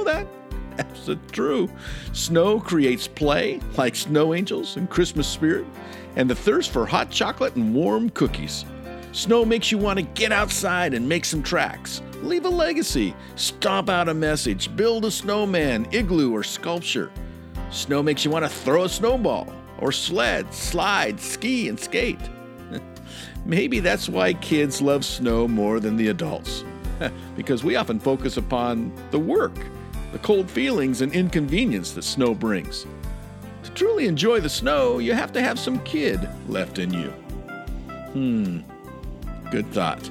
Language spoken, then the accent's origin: English; Montana, United States; now in Idaho, United States; I live out here in Idaho, and I'm originally from Montana